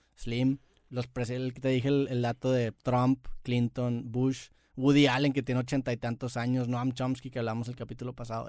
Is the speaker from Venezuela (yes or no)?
no; Mexico; Nosotros como mexicanos